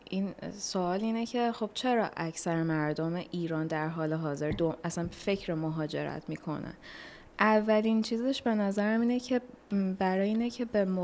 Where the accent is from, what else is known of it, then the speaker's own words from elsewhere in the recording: Philippines; من 25 سال فیلیپین هستم